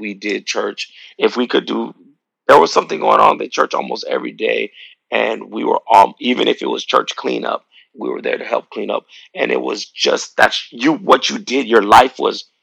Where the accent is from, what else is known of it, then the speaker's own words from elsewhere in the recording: El Paso, Texas, United States; we grew up in El Paso, Texas, my home church, Bethlehem Temple